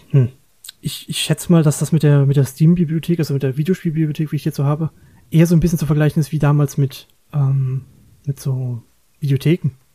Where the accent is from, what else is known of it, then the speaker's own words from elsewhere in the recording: Germany; bei uns in Deutschland